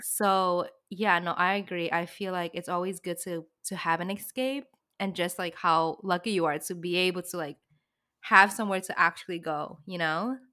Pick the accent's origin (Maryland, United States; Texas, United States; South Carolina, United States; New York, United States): New York, United States; New York City; also born or lived in Brooklyn; I grew up in the city